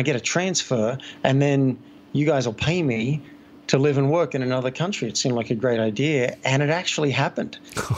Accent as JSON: {"language": "English", "town": "Sydney", "region": "New South Wales", "country": "Australia", "moved": "yes", "lives_now": "Boulder, United States", "said": "And I live in Boulder, but I am from Sydney."}